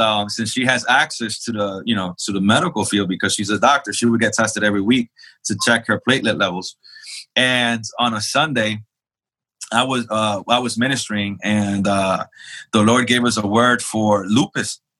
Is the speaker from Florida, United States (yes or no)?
no; New York City, New York, United States; born or raised there; also born or lived in El Salvador; now in Charlotte, United States